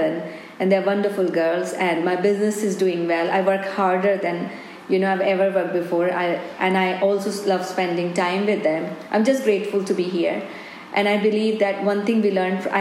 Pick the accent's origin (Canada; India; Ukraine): India; Delhi; moved away as an adult; now in Scotland, United Kingdom; I'm born and brought up in India